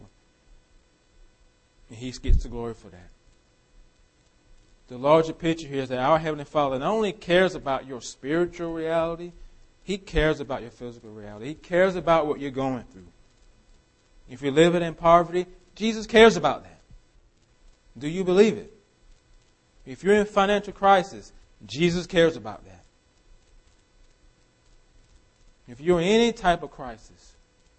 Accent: United States

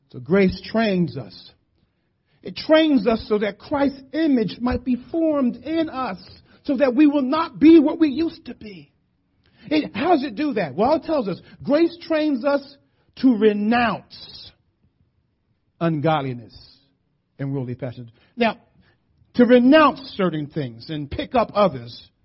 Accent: Philadelphia, Pennsylvania, United States; I grew up in the hood. I grew up in West Philly

